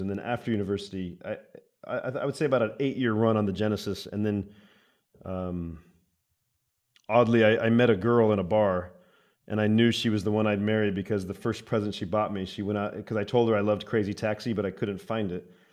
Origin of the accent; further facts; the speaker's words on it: Arizona, United States; I'm from Arizona where everybody has guns, I think, in America